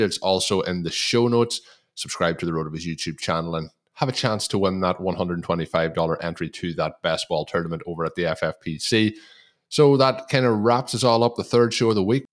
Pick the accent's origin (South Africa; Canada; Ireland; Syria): Ireland; as an Irishman